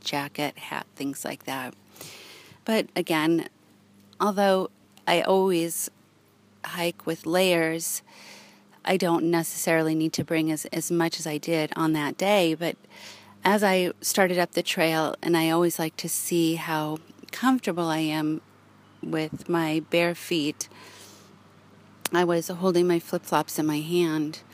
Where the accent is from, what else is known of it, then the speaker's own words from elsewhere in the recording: Los Angeles, California, United States; moved away; growing up in Los Angeles